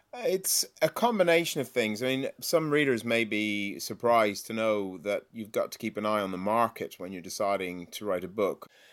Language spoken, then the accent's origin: English; Ireland; moved away as an adult; now in England; I'm Irish.